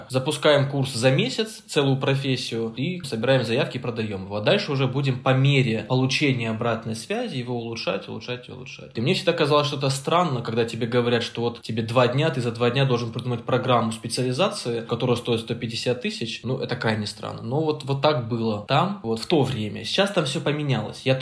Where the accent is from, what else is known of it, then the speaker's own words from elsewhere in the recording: Caucasus, Russia; Мама сказала, что, ну, типа, я с, с Кавказа, и у нас как бы принято слушать своих родителей.